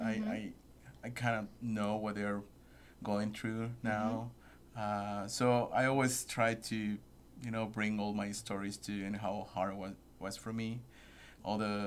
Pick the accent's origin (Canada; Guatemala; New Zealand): Guatemala; English is a second language; moved away; I was born in Guatemala